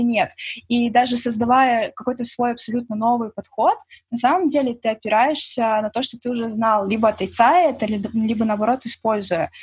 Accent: Belarus

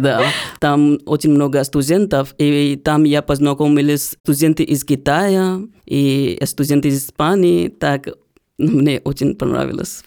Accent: Bodh Gaya, Bihar, India; Russian is a second language; now in Russia; я из Индии, и вы будете удивлены, узнав, что я из того города, где Будда стал просветленным. И вот поэтому город получил свое название в честь Будды, и сейчас мы называем этот город Бодгая

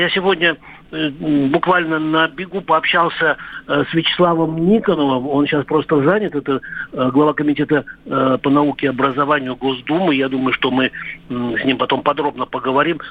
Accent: Orenburg, Orenburg Oblast, Russia; moved away; я, м, родился в Оренбургской области. И я жил в Оренбурге

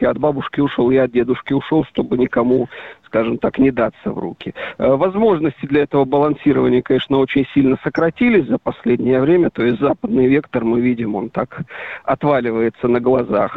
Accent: Belarus

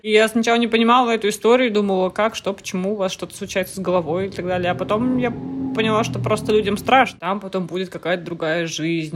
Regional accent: Murmansk, Murmansk Oblast, Russia; now in Tyumen, Russia; я из Мурманска. И полис у меня мурманский

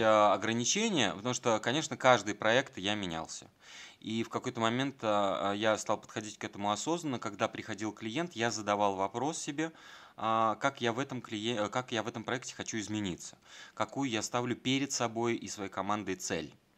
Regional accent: Volgograd, Volgograd Oblast, Russia; moved away as an adult; also born or lived in Moscow; когда я приезжал из Волгограда

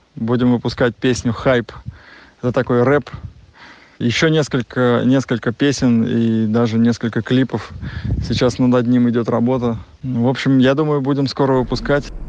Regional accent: the Volga, Nizhny Novgorod Oblast, Russia; я вырос на Волге, и Волга моя любимая река. Я вот в данный момент сейчас нахожусь на даче, как раз у нас в Нижегородской области, на Волге

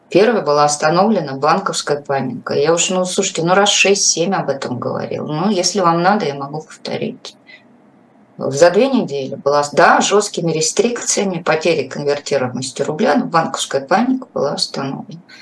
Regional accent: Moscow, Russia; как москвич, собственно

